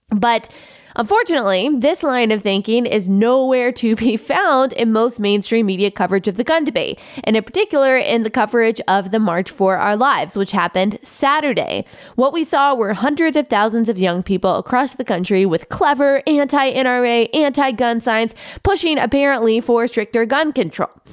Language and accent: English; Texas, United States; I grew up in Texas